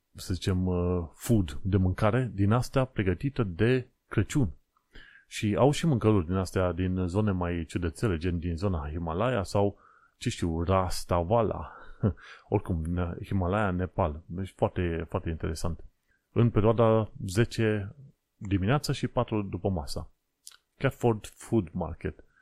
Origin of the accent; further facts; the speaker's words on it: Romania; moved away as an adult; now in London, United Kingdom; am plecat din România și uite, am ajuns aici